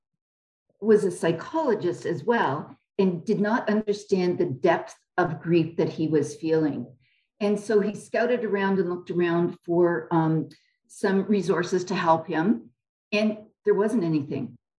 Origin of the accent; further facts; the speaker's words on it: Canada; I'm a Canadian